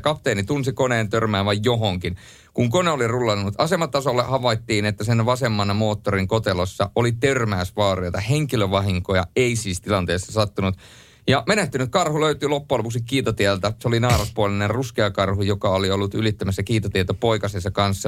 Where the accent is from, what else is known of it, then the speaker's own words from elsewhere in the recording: Rovaniemi, Lapland, Finland; ei se Rovaniemeltä tule, mistä minä olen kotoisin